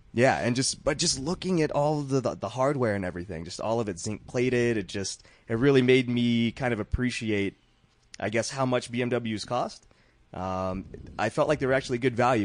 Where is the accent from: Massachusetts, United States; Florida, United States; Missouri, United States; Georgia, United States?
Georgia, United States; I'm from Georgia